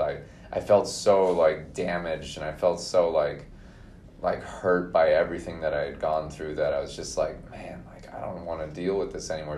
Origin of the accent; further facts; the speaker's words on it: Minnesota, United States; born in Minnesota, grew up there, um, went to college in Minnesota